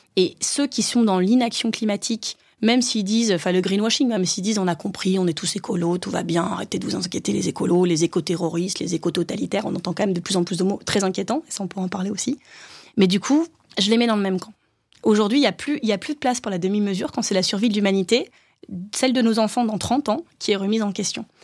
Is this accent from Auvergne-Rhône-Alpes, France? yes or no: no; Hénin-Beaumont, Hauts-de-France, France; born or raised there